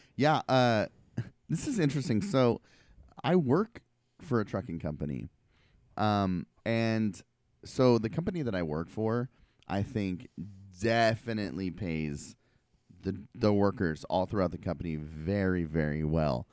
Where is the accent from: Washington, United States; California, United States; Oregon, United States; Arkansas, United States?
Oregon, United States; Portland; I went to high school and I grew up in Southeast Portland